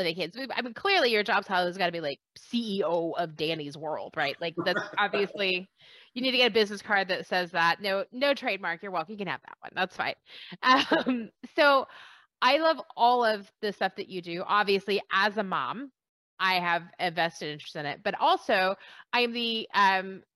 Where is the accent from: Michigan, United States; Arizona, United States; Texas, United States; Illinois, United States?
Texas, United States; I'm from Texas